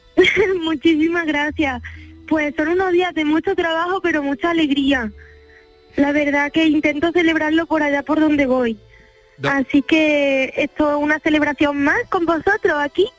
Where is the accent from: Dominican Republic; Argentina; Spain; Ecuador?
Spain; Andalusia; moved away as an adult; Yo en mi tierra